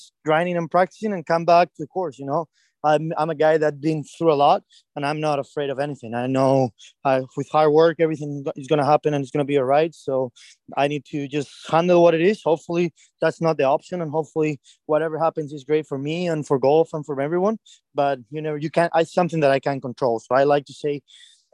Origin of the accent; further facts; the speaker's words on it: Madrid, Community of Madrid, Spain; my hometown, Madrid